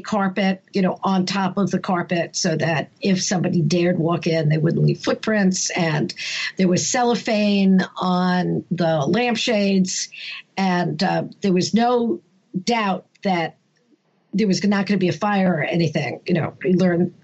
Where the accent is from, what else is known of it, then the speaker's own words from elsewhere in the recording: New York City, New York, United States; also born or lived in England; now in Connecticut, United States; I grew up in Brooklyn on Ocean Avenue in Sheepshead Bay, and I was born in 1957.